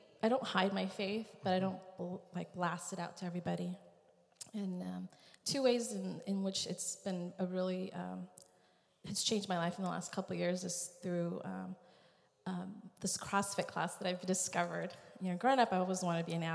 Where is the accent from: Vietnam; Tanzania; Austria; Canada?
Vietnam; I was born in Vietnam